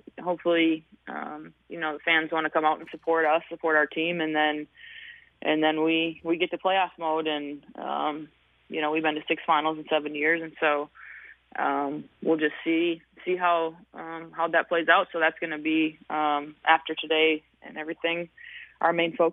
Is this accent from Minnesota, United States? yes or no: yes; Hutchinson, Minnesota, United States; born or raised there